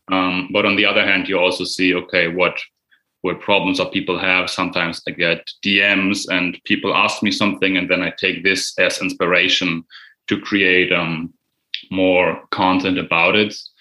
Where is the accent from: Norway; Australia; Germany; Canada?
Germany; English is a second language; I'm from Germany